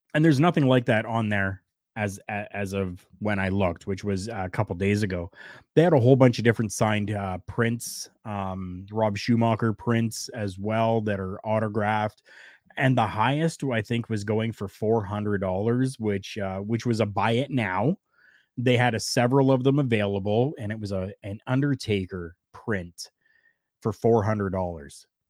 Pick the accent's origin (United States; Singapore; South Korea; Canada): Canada; I am Canadian. Proudly Canadian.